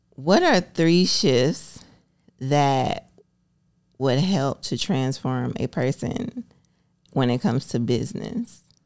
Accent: Alabama, United States; moved away; I grew up in Alabama

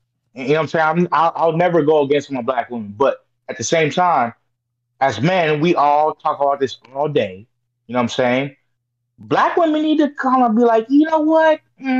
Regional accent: Orange County, California, United States; I grew up in Orange County

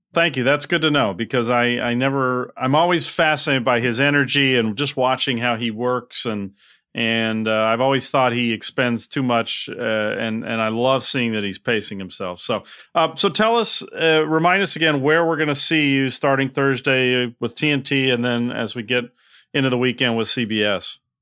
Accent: Los Angeles, California, United States; moved away; talking to you from my hometown, Los Angeles

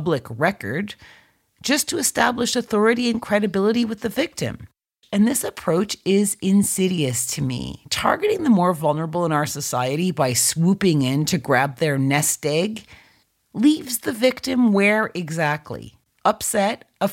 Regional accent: Canada; in my home country of Canada

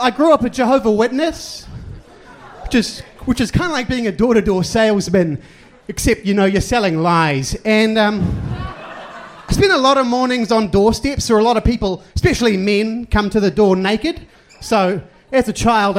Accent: New Zealand; I'm from New Zealand

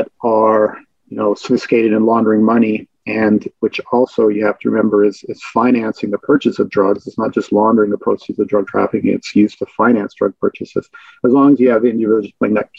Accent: Vancouver, British Columbia, Canada; moved away; I'm from Vancouver

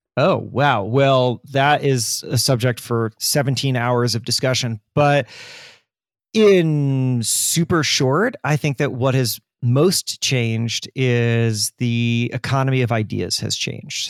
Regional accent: Florida, United States; I grew up in Florida

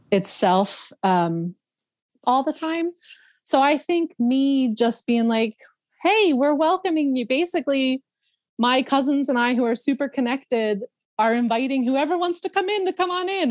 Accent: Philadelphia, Pennsylvania, United States; moved away; I grew up in Northeast Philadelphia

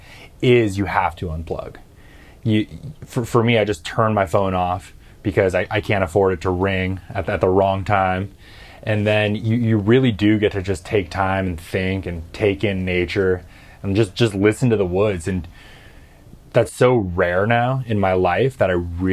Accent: Northern California, United States; also born or lived in South Louisiana; now in Arkansas, United States; I did grow up in Northern California

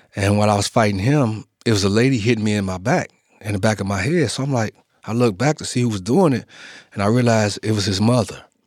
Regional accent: Chicago, Illinois, United States; I was born and raised in Chicago

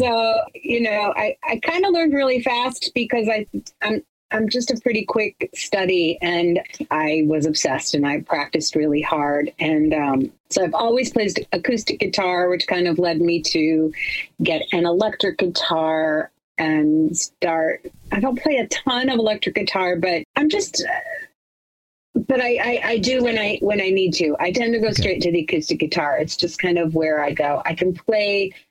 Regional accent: Chicago, Illinois, United States; I'm from Chicago

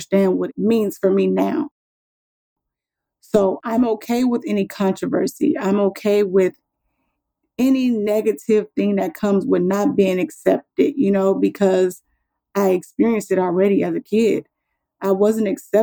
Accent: Compton, California, United States; moved away as an adult; now in Texas, United States; I grew up in California

